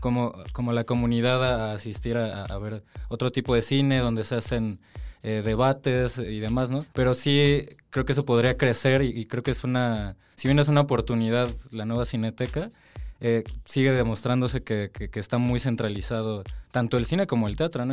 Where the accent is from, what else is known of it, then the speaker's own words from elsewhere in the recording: Mexico; Como mexicanos